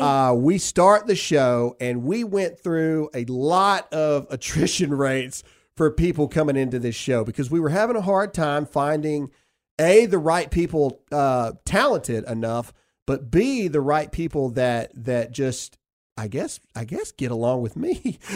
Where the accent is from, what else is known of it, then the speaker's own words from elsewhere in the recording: the South, United States; We are just people from the South